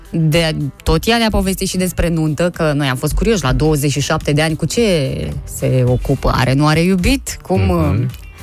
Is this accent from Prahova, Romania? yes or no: no; Arad, Arad County, Romania